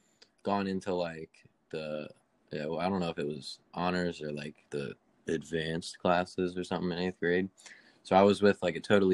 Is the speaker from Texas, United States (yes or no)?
no; Sussex County, Delaware, United States; I'm from Delaware. I've lived here my entire life.